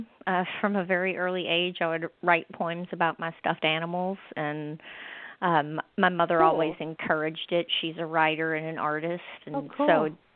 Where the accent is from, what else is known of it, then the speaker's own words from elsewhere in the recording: between Amite and Kentwood, Louisiana, United States; moved away as an adult; now in Natchitoches, United States; I grew up in between Amite and Kentwood, further south Louisiana. My whole family's in Metairie, though. My grandmother was born and raised in Clutchyville, though.